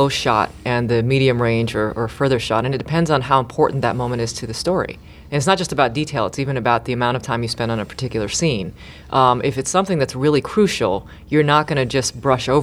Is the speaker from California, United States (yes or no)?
yes; Los Angeles, California, United States; growing up in Los Angeles